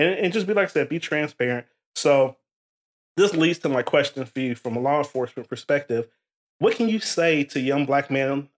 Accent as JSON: {"language": "English", "region": "Ohio", "country": "United States", "tie": "born or raised there", "said": "I'm from Ohio. I grew up in the inner city"}